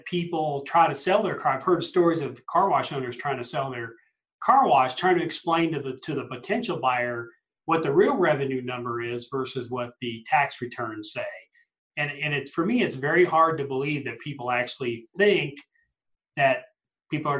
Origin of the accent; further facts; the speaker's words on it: Colorado Springs, Colorado, United States; here in my hometown of Colorado Springs